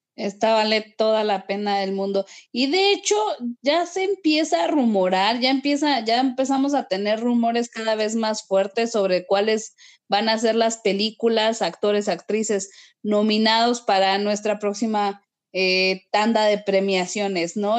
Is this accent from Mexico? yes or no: yes; Mexico